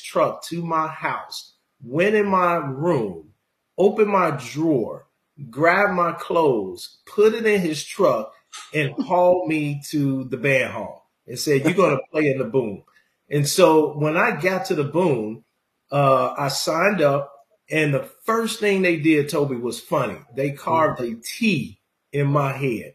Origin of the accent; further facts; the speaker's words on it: Jackson, Mississippi, United States; also born or lived in Chicago, Illinois; I was born in Chicago and raised in Mississippi